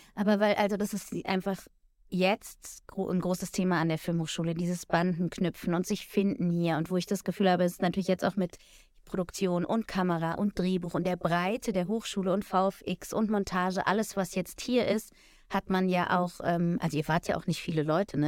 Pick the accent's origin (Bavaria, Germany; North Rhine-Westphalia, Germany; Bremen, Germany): Bavaria, Germany; Munich; ich bin eigentlich auch geborene Münchnerin